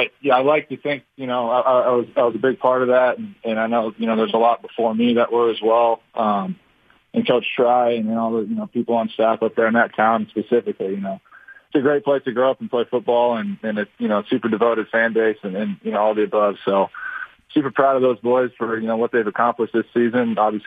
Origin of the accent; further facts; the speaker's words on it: Washington, United States; It's a hometown team. I grew up watching them on Sundays and this and that.